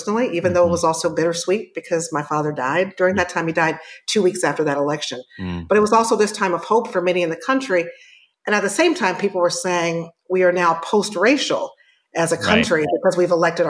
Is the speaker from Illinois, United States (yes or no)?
yes; Chicago, Illinois, United States; from the South Side of Chicago, born and raised.